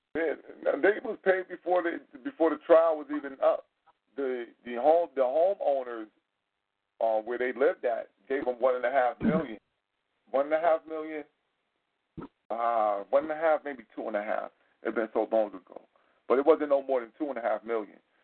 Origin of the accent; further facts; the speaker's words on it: United States; being American